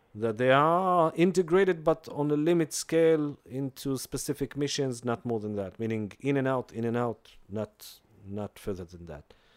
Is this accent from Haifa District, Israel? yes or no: no; Jerusalem, Jerusalem District, Israel; I grew up in Jerusalem